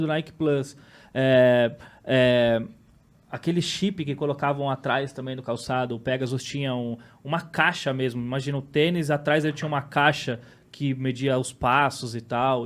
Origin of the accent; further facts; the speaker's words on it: São Paulo, Brazil; Eu cresci, nasci e cresci no mesmo bairro e praticamente moro até hoje